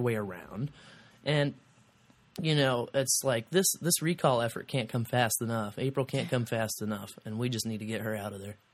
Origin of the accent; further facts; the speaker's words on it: Kansas City, Missouri, United States; moved away as an adult; now in Columbia, United States; I'm from Kansas City